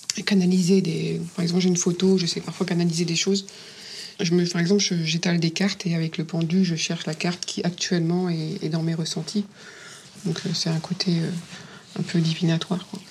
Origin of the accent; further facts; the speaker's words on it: Dunkirk, Hauts-de-France, France; accent: accent du Nord; moved away as an adult; now in Paris, France; Je suis native du Nord, de Dunkerque